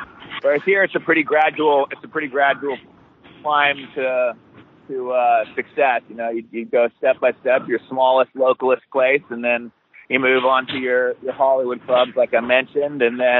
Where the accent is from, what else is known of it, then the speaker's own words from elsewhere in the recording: Australia; accent: American; also born or lived in Alaska / Hawaii; I've always had the American accent. I was born in Alaska and raised in Hawaii till I was about 7. Then she met an Australian guy and moved me over there. So that's where me and Luke grew up from. I was about 7 till 23.